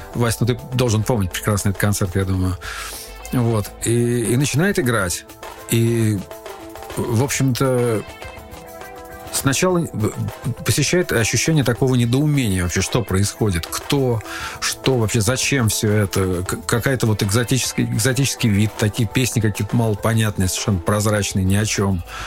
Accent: Khimki, Moscow Oblast, Russia; also born or lived in Ivanovo; мы уже окончательно осели в небольшом подмосковном городе Химки. И э, там я уже начал э, посещать первые советские учреждения в виде детских садов

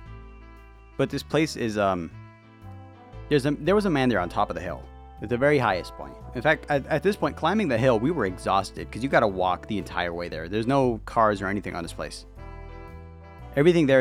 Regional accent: United States; I'm an American

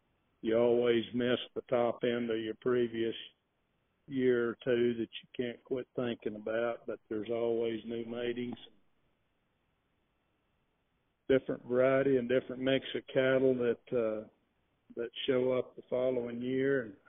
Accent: Texas Panhandle, United States; also born or lived in Hereford, Texas; I grew up here in the Texas Panhandle

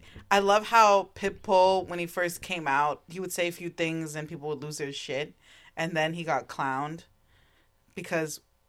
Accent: Union County, New Jersey, United States; accent: Jersey; I'm not even Italian. I'm just from Union County

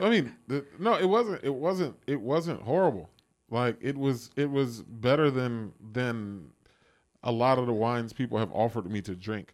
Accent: Washington, District of Columbia, United States; moved away as an adult; now in Los Angeles, United States; my hometown

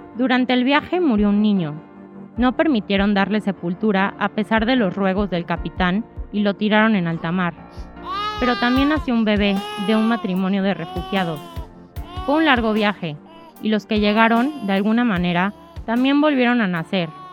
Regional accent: Mexico; accent: Mexican; moved away as an adult; now in Spain; como podrán notar por mi acento, soy mexicana

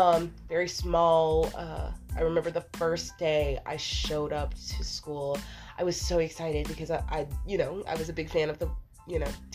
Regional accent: Louisiana, United States; also born or lived in Texas; Yes, I am a gumbo child. Being from Louisiana, okay. And I guess that's what it is. Well, actually, I was born in Texas.

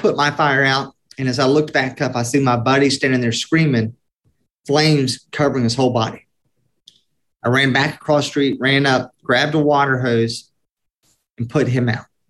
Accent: Atlanta, Georgia, United States; I was born in Atlanta, Georgia, 1974, traditional Southern Baptist family

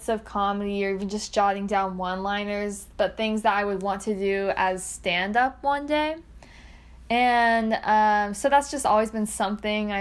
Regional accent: McKinney, Texas, United States; moved away as an adult; also born or lived in Ohio; I am from McKinney, Texas

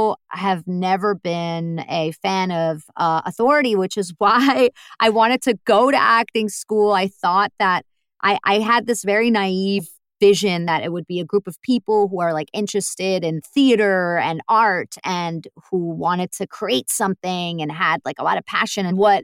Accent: New York, United States; now in Germany; And I was from New York.

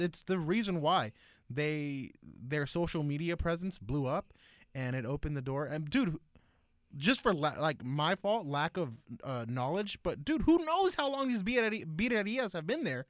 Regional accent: Lennox, California, United States; my elementary childhood up until, like, middle school. I grew up in Lenox.

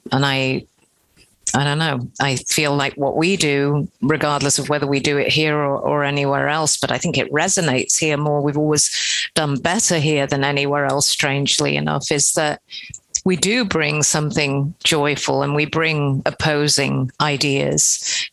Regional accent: England, United Kingdom; we're we're from England as well, Britain

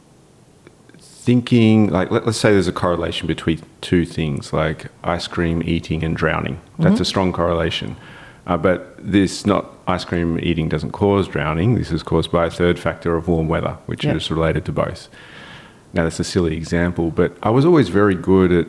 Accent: Melbourne, Victoria, Australia; I'm born and raised in Melbourne, Australia, in the eastern suburbs of Melbourne.

